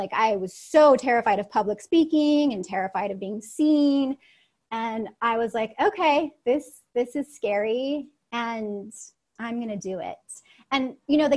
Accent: Seattle, Washington, United States; first language Russian; English is a second language; moved away as an adult; also born or lived in Russia / Los Angeles, United States; my hometown of Seattle, Washington

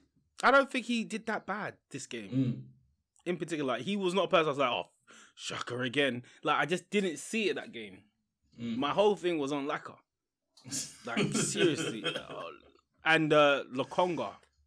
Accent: Leicester, East Midlands, United Kingdom; Never expected that result from Palace. I'm from Leicester. Never expected.

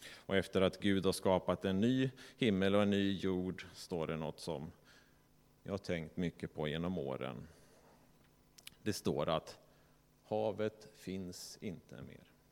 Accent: Sweden; som vi svenskar

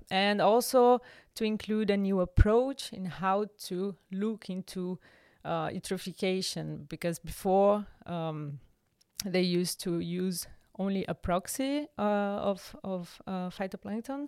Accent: Brazil; moved away as an adult; also born or lived in Rio de Janeiro (state), Brazil (university); now in Germany; I grew up in Brazil, and I don't know one word in Italian

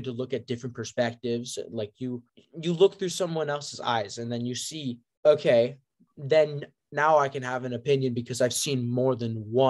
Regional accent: United States; as an American

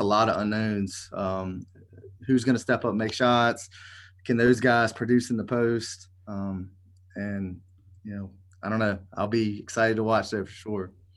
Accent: Elkton, Virginia, United States; a kid from Elkton, Virginia

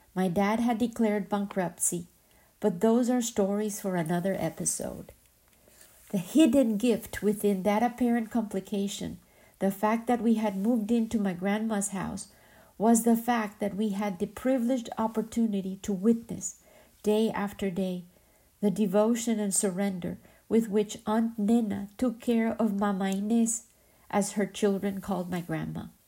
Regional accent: Medellín, Antioquia, Colombia; moved away; my hometown, Medellin

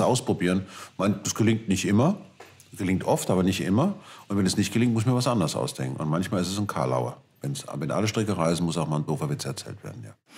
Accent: Germany; als Deutscher

